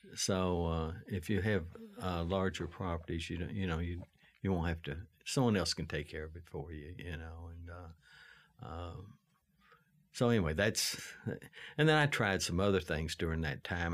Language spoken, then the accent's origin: English; Lexington, Kentucky, United States; I was raised on Chenault Road, uh, in Le, in, uh, Chevy Chase